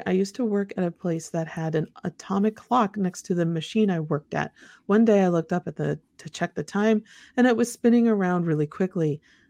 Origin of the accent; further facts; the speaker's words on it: Virginia, United States; moved away as an adult; now in Waynesville, United States; My husband, Andy, was transferred to Ohio in 2009, so we left my home state of Virginia and moved to Waynesville, Ohio.